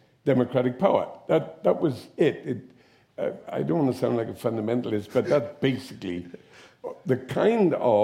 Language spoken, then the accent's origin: English; the Valleys, Wales, United Kingdom; you're from the valley